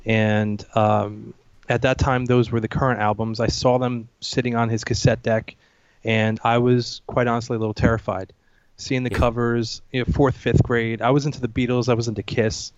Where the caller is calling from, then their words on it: New Jersey, United States; I'm calling from New Jersey, United States